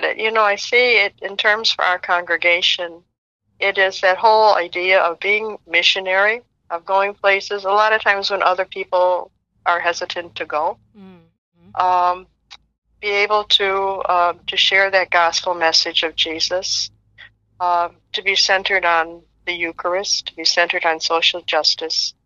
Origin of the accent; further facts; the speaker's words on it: Chicago, Illinois, United States; I grew up in Chicago